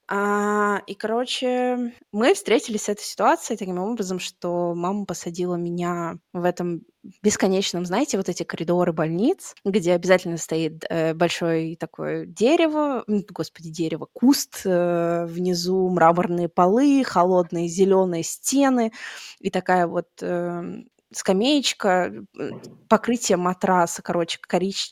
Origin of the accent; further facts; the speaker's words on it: Tatarstan, Russia; moved away; я сама из Татарстана